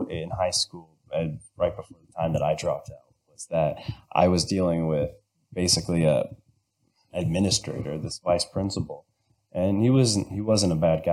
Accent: Southern Ohio, United States; growing up in Southern Ohio

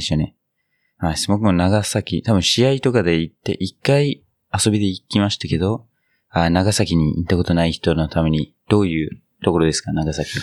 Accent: New Zealand; 僕の母国ニュージーランド

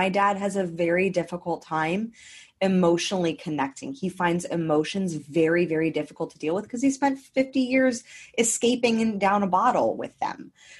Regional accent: Los Angeles, California, United States; now in Queensland, Australia; Especially someone from my hometown.

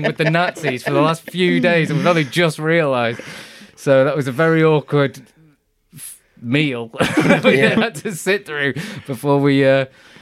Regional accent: United Kingdom; being British

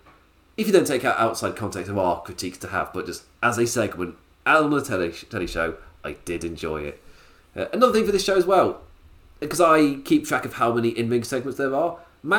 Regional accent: England, United Kingdom; Maybe it's because I'm English

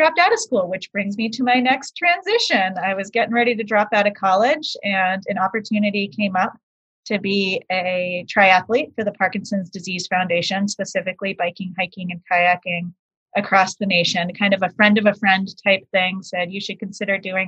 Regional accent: Boston, Massachusetts, United States; moved away; also born or lived in Maine; we moved from Boston to Maine

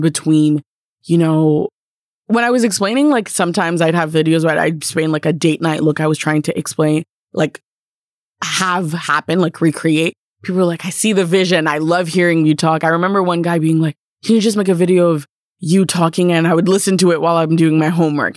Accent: Canada; being Canadian

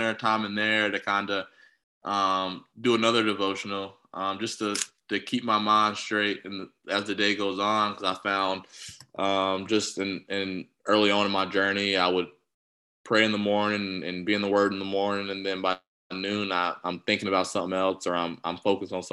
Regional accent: Southeast, United States; I'm from the Southeast

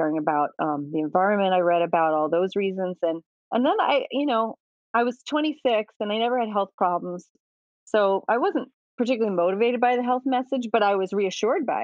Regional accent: Midwest, United States; now in New York City, United States; I grew up in the Midwest from, you know, German and pioneer stock

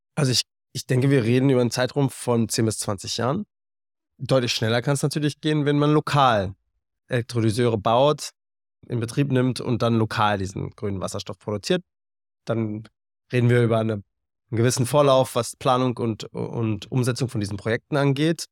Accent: Berlin, Germany; moved away as an adult; dann wollte ich zurück nach Berlin und in meine Heimat

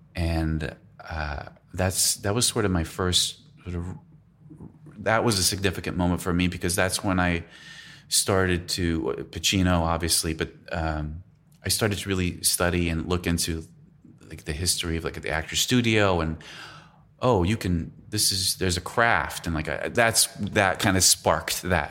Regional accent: San Diego, California, United States; moved away as an adult; also born or lived in Illinois; now in Los Angeles, United States; I was born in Illinois. Then we moved to San Diego, so I grew up in San Diego, basically

